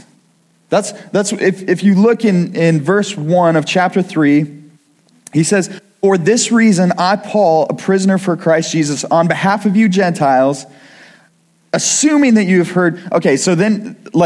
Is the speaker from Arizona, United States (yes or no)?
no; Kirksville, Missouri, United States; also born or lived in Iowa; now in Missouri, United States; I grew up in Kirksville, Missouri, but I haven't been in Missouri for a while